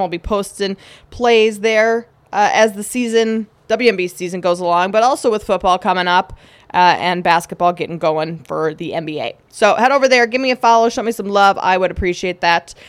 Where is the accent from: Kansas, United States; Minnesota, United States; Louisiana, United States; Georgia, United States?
Minnesota, United States; accent: Minnesotan; now in Chicago, United States; I'm from Minnesota, so you're probably gonna hear a lot of Minnesotan accent this season